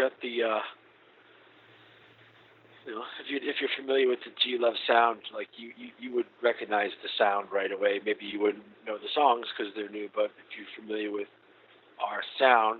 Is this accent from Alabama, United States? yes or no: no; Boston, Massachusetts, United States; moved away as an adult; also born or lived in New Orleans; I met him in Boston, and that's my hometown